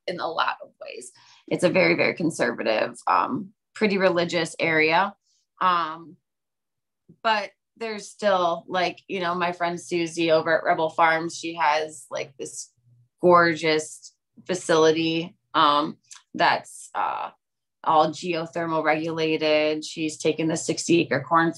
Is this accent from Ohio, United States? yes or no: yes; Ohio, United States; now in Hillsdale; I'm from Ohio